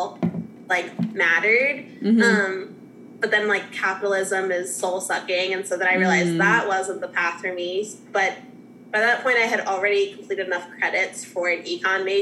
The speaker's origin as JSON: {"language": "English", "region": "New Jersey", "country": "United States", "tie": "born or raised there", "also_born_or_lived": "Boston, Massachusetts / North Carolina / Louisville", "moved": "as an adult", "said": "I'm originally from South Jersey, like right outside of Philly"}